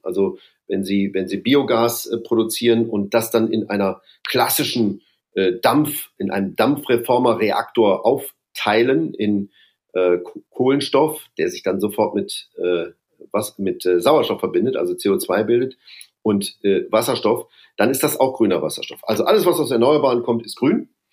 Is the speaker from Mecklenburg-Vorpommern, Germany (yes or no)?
no; Duisburg, North Rhine-Westphalia, Germany; moved away as an adult; also born or lived in Bonn; now in Brussels, Belgium; Bin ja ein Kind des Ruhrgebiets